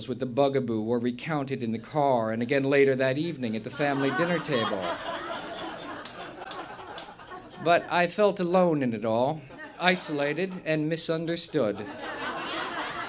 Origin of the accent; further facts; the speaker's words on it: New Jersey, United States; moved away; also born or lived in New York / Ireland; I grew up in New Jersey